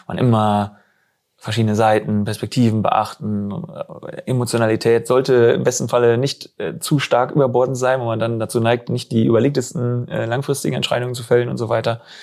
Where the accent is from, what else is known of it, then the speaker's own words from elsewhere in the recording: west of Osnabrück, Lower Saxony, Germany; now in Bielefeld, Germany; ich komme weg aus irgendwie so ein bisschen westlich von, von Osnabrück. Also ich bin Niedersachse